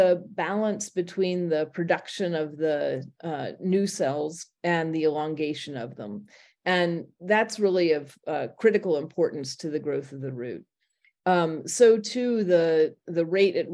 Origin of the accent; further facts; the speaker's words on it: Indiana, United States; moved away as an adult; also born or lived in Berkeley, California; now in Oberlin, United States; I grew up in Indiana, attended Indiana University